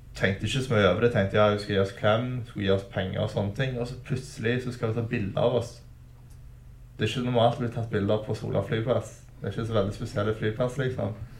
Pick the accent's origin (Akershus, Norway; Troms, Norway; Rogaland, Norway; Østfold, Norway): Rogaland, Norway; Stavanger; jeg vokste opp på Storhaug på tidlig 2000-tallet